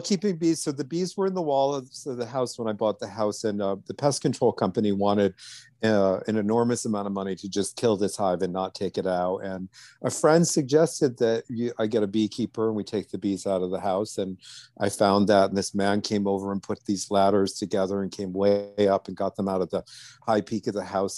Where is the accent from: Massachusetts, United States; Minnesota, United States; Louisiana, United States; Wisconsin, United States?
Louisiana, United States; outside of New Orleans; now in Millbrook, New York, United States; I grew up some outside of New Orleans